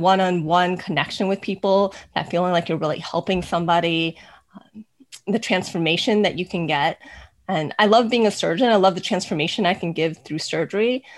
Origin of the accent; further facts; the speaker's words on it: United States; I'm Chinese American